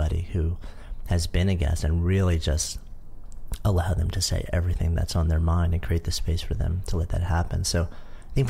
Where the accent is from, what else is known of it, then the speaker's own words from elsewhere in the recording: United States; now in New York City, United States; I grew up just outside of New York